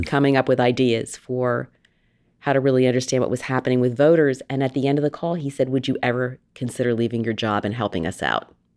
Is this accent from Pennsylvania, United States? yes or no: yes; outside of Philadelphia, Pennsylvania, United States; moved away; also born or lived in New England; I grew up outside of Philadelphia, basically on the wrong side of the tracks